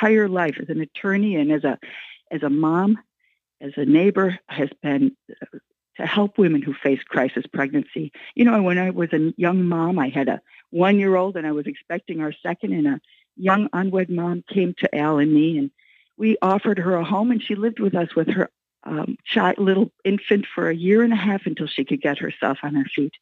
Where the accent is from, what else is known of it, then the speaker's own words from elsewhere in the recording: Lake County, Illinois, United States; I'm from Lake County